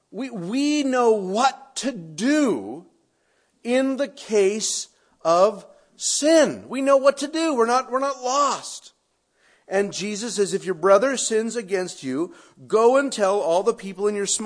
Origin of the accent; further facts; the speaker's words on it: Canada; Now, my experience is that Americans, and I don't mean that as a Canadian, I just mean Westerners, can't think of anything good coming out of shame.